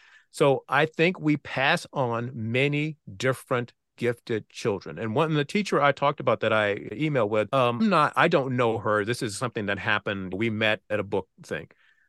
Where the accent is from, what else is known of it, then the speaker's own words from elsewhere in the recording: Virginia, United States; I know from my own experience growing up in Southeastern Virginia that there were many teachers who did not expect that I had the capabilities I had.